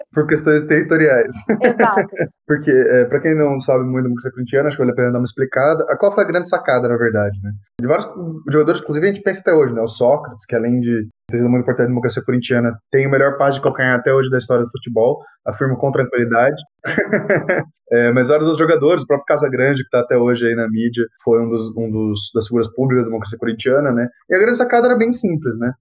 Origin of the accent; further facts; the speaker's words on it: Campinas, São Paulo, Brazil; eu sou de Campinas